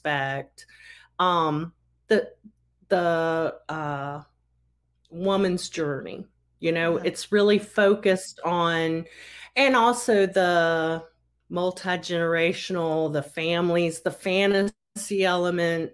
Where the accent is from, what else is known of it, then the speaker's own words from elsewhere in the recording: Roanoke, Virginia, United States; my hometown of Roanoke, Virginia